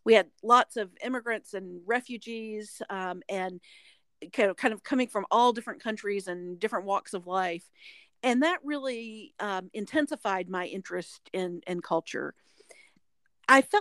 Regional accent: North Carolina, United States; now in Alabama, United States; I grew up in the Southeast in North Carolina

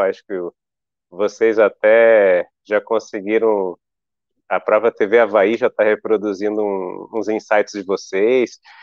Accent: Brasília, Federal District, Brazil; now in Florianópolis, Brazil; eu sou de Brasília

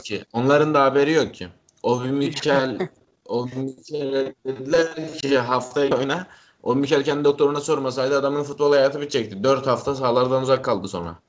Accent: Trabzon, Turkey; Ben Trabzonluyum.

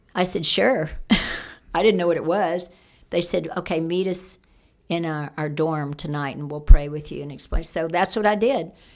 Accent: Cajun, Louisiana, United States; I'm a Cajun

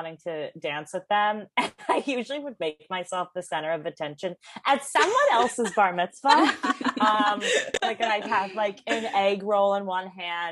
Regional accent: Chicago, Illinois, United States; moved away as an adult; also born or lived in Los Angeles / London; now in New York, United States; I grew up in Chicago

